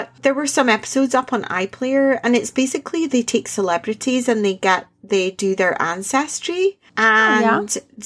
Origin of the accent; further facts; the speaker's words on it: Scotland, United Kingdom; I'm the Scot.